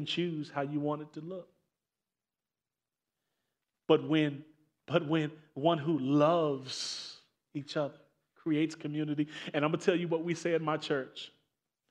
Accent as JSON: {"language": "English", "town": "Maywood", "region": "Illinois", "country": "United States", "tie": "born or raised there", "also_born_or_lived": "Elmhurst", "said": "I grew up in Maywood, went to school in Elmhurst."}